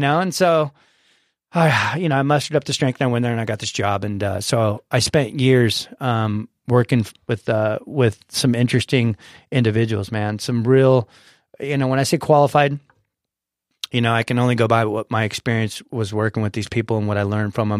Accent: San Diego, California, United States; I was born and raised here in San Diego

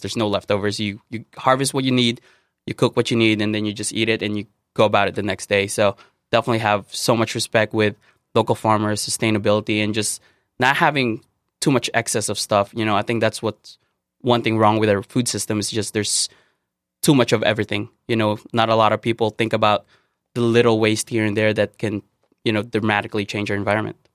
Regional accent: Philippines; moved away; growing up in the Philippines

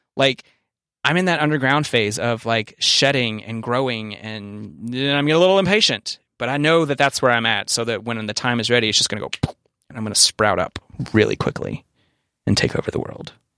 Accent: the South, United States; we're both from the South.

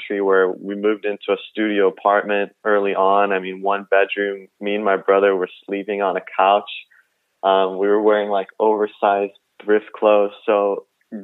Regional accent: suburbs of Chicago, Illinois, United States; also born or lived in Kaunas, Lithuania; Me and my family moved to the suburbs of Chicago, and I grew up there for most of my childhood.

